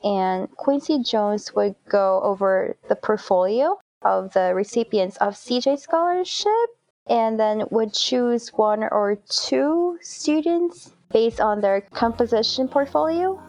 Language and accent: English; South Korea; moved away as an adult; now in United States; I was born and raised in Korea before college.